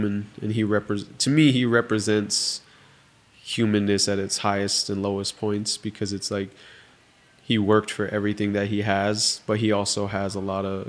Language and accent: English; St. Michael, North Dakota, United States; grew up on the Spirit Lake Reservation